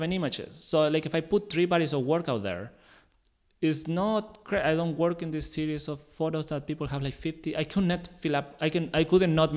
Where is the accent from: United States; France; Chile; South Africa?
Chile; English is a second language; moved away; I'm from Chile